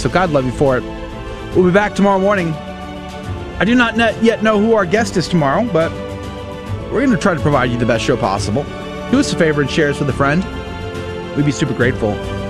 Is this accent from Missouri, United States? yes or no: yes; Fort Leonard Wood, Missouri, United States; born there; But I was born in Fort Leonard Wood, Jeff. So, yeah, it gets super cold there.